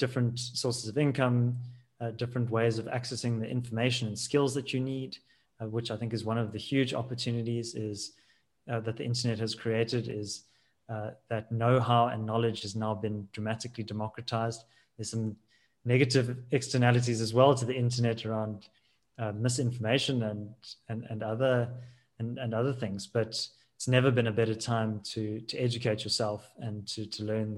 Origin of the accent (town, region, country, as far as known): South Africa